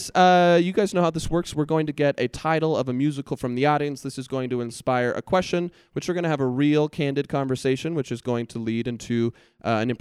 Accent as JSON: {"language": "English", "region": "Southern California", "country": "United States", "tie": "born or raised there", "moved": "yes", "lives_now": "Provo, United States", "said": "I grew up in California"}